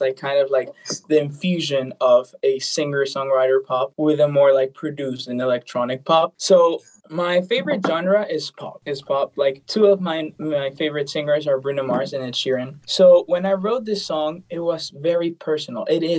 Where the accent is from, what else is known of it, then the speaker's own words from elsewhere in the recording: Bolivia; English is a second language; now in Los Angeles, United States; Currently I'm living in LA. I'm from Bolivia. I'm in LA now.